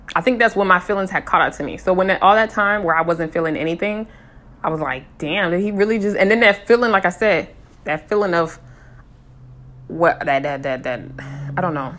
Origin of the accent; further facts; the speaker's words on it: West Coast, United States; also born or lived in Colorado; I'm from the West Coast